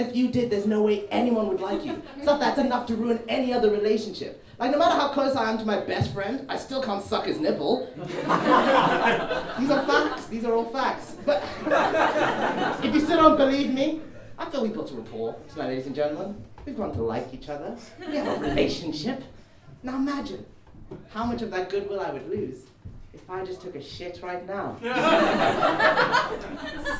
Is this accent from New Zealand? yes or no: no; Zimbabwe; now in United Kingdom; I was actually born in Zimbabwe